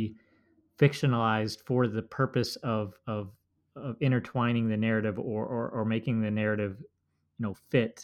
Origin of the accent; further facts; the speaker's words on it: Minnesota, United States; speaking as a Minnesotan myself